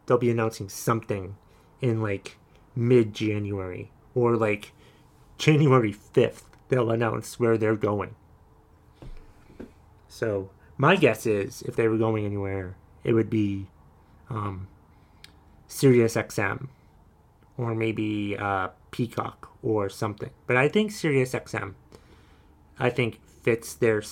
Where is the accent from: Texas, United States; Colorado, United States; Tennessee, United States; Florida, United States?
Florida, United States; Davie; also born or lived in Titusville, Florida; back in the early 90s, mid-90s, 1992, my folks and my sister and I, we moved from Titusville, Florida to South Florida, Davie, Florida